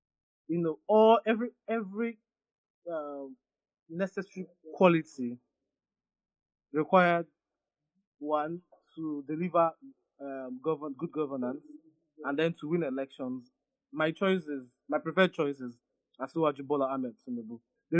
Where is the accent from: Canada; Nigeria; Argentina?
Nigeria; southern Nigeria; Though it is nice as a Southerner, you know, he's passing a strong message to tell Northern Nigeria that this is our time.